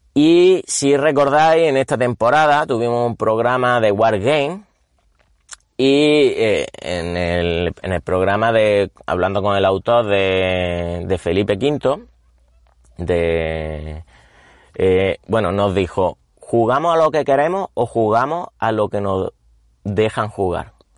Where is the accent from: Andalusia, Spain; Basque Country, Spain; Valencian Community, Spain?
Andalusia, Spain; Córdoba; yo era cordobés, bueno, soy cordobés